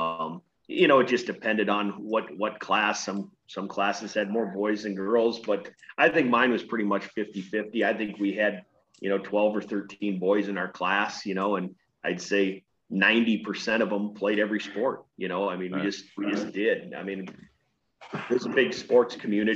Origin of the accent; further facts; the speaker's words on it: Corwith, Iowa, United States; also born or lived in Vinton, Iowa; I grew up about 16 miles away from Algona in small town Corwith, Iowa